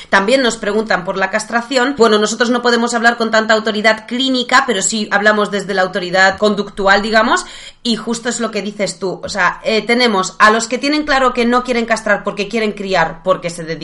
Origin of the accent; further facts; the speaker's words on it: Poland; Spanish is a second language; Todos saben que soy polaca, así